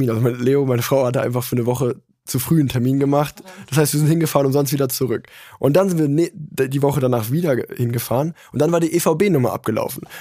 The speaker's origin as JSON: {"language": "German", "town": "Cologne", "region": "North Rhine-Westphalia", "country": "Germany", "said": "vor allem aus Jungersdorf, wo ich herkomme."}